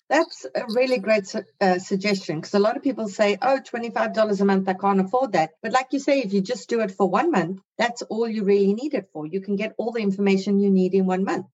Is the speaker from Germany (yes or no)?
no; South Africa; now in Canada; I'm a South African who now lives in Canada